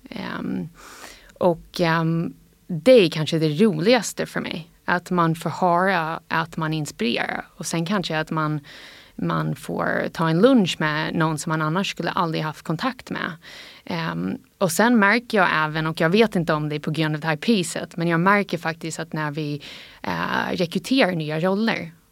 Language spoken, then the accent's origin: Swedish; United States; Swedish is a second language; när jag var barn och uppvuxen ja, nästan helt i USA då, så ehm, har jag alltid tänkt att jag var liksom 50 svensk och det här har varit en stolthet för mig.